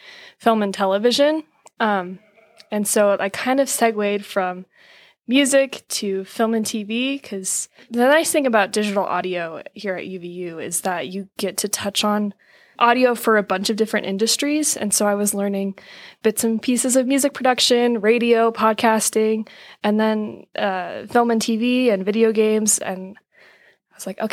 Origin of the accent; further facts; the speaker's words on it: Sacramento, California, United States; moved away as an adult; now in Utah, United States; I grew up in Sacramento, California, and my background's in music